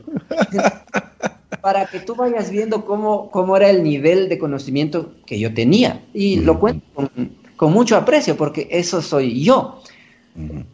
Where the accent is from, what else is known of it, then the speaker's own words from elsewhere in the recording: Ambato, Tungurahua, Ecuador; moved away as an adult; Nací en Chibuleo, San Francisco, que es una comunidad indígena que está cerca de Ambato